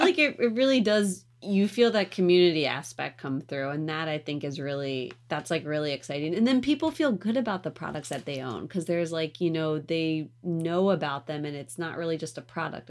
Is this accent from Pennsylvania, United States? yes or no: yes; outside of Philadelphia, Pennsylvania, United States; moved away; also born or lived in New York; I grew up outside of Philly